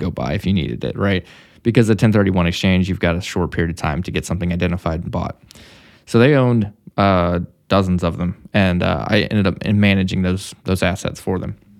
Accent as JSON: {"language": "English", "region": "Missouri", "country": "United States", "also_born_or_lived": "Texas", "moved": "as an adult", "lives_now": "Dallas, United States", "said": "I'm from Missouri"}